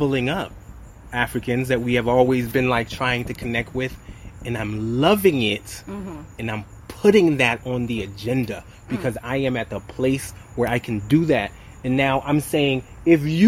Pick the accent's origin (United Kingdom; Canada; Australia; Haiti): Haiti; I was born in Haiti